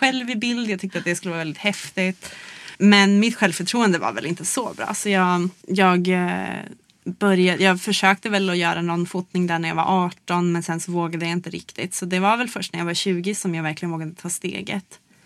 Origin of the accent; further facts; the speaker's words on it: Luleå, Norrbotten County, Sweden; i Luleå då, där jag växte upp